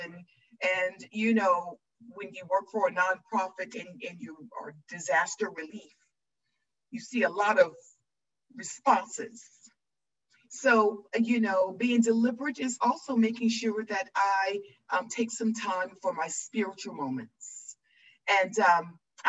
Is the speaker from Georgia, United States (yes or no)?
yes; Metro Atlanta, Georgia, United States; I grew up in Metro, Georgia, and I was raised by my grandparents